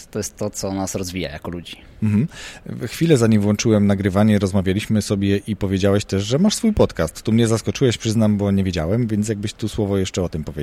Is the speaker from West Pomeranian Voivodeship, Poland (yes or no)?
no; Poznań, Greater Poland, Poland; jestem z Poznania